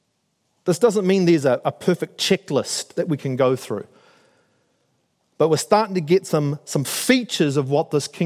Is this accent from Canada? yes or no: no; Auckland, New Zealand; moved away as an adult; also born or lived in United States / North Shore, Auckland; I grew up in South Auckland, I live here on the shore, I've moved around with the military, I've lived in the States.